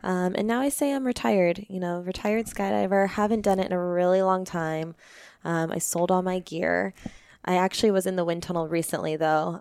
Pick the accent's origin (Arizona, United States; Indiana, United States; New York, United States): Arizona, United States; Peoria; also born or lived in Phoenix, Arizona / Anthem, Arizona / Tempe, Arizona / Maricopa, Arizona; born and raised in Arizona. Um, I grew up in Peoria